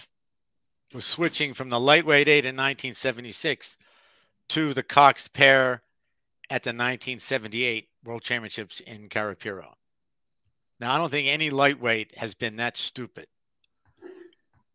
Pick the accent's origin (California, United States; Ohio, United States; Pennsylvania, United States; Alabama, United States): Pennsylvania, United States; Philadelphia; growing up in Philadelphia with the river